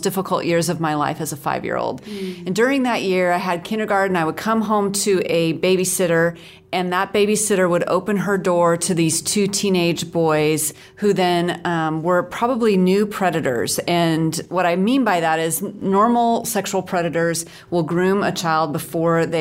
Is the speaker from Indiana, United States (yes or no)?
no; Seattle, Washington, United States; now in Dallas, United States; I grew up in the Seattle area, mm-hmm. so near Vancouver, so I'm almost Canadian